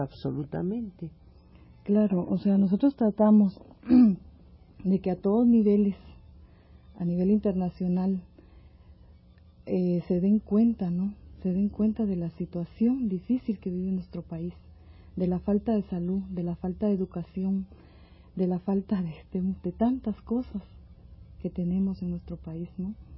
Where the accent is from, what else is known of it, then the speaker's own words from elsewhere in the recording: Mazatenango, Suchitepéquez, Guatemala; moved away as an adult; now in Mexico; Yo soy del sur de Guatemala, de un lugar que se llama Mazatenango.